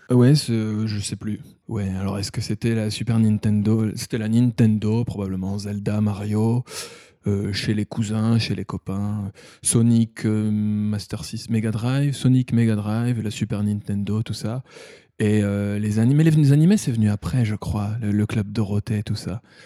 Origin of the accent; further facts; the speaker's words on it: Thionville, Grand Est, France; moved away as an adult; also born or lived in Metz / Paris / Liverpool; now in Tokyo, Japan; je viens de Lorraine, de Moselle, Thionville